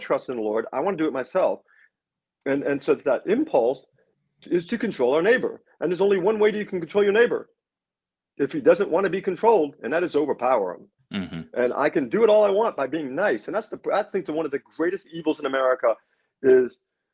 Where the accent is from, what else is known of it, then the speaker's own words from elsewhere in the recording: New York, United States; I'm from New York